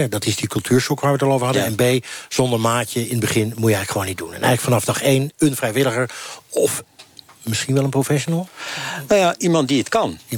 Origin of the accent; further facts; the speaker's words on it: Syria; Dutch is a second language; now in Netherlands; En ik kom dan uit Syrië in 2013. Dan, dan, en, ik, moet inburgen, dan weet ik nog niet wie, waar, waar de goede en waar de slechte zitten.